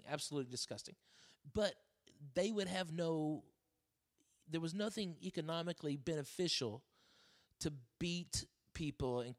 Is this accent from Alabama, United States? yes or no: no; Arkansas, United States; now in Los Angeles, United States; Where I grew up in Arkansas